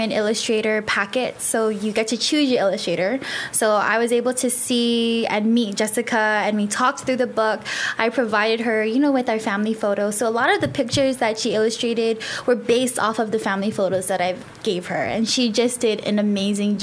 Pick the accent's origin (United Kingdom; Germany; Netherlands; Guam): Guam; Merizo; now I'm up central from Malesso